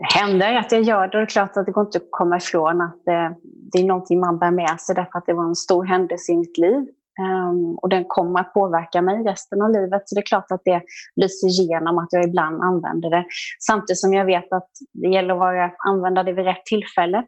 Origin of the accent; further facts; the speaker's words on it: Jönköping, Jönköping County, Sweden; accent: Småland; jag är smålänning och Jönköpingsbo, det hör man därför att det är svårt att hitta några R när jag talar.